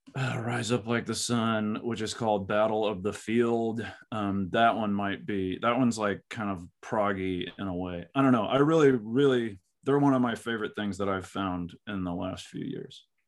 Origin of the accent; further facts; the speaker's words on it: Texas, United States; I'm like a Texan.